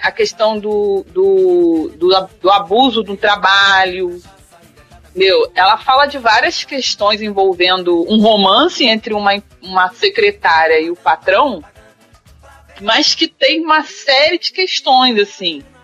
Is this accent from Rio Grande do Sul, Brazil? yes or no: no; Duque de Caxias, Rio de Janeiro, Brazil; now in Niterói, Brazil; eu sou nascida e criada em Caxias